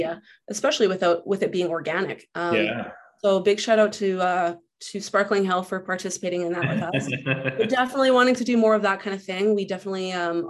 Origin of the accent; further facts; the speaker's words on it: Lower Mainland, British Columbia, Canada; moved away as an adult; now in Kelowna, Canada; I grew up in the Lower Mainland